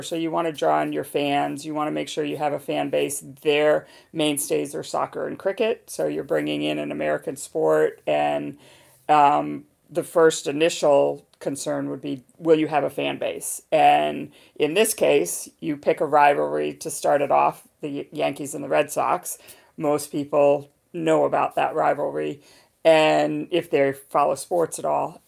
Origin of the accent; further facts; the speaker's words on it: United Kingdom; now in Boston, United States; when you're in London, when you're in my home country.